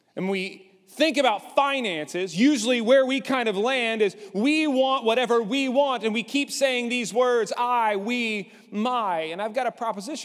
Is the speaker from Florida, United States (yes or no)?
no; Lubbock, Texas, United States; I grew up in Lubbock.